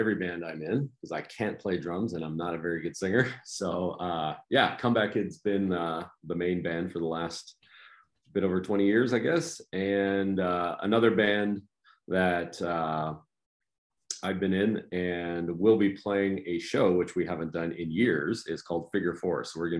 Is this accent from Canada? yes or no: yes; Portage la Prairie, Manitoba, Canada; also born or lived in -; I grew up in a few different spots. I was born in a town called Portage la Prairie in Manitoba, which is about, most people are familiar with Winnipeg, which is the biggest city